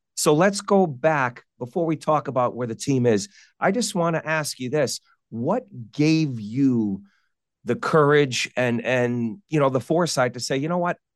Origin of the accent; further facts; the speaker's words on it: Connecticut, United States; where I grew up in Connecticut